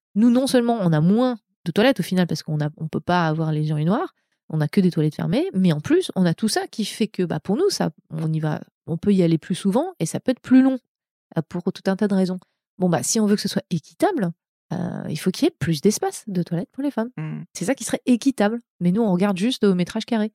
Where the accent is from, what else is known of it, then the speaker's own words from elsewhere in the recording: France; moved away as an adult; also born or lived in Montreal; now in California, United States; je, suis française. Hein, je suis pas américaine. J'ai une carte verte.